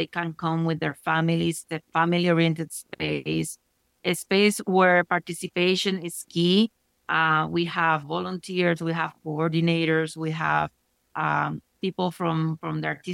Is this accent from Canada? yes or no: no; Puerto Rico; now in Denver, United States; I was born in Puerto Rico. I'm a Caribeña and Latino American